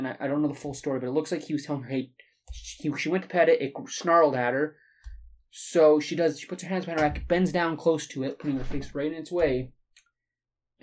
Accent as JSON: {"language": "English", "country": "Canada", "said": "my heritage is British. I'm Canadian"}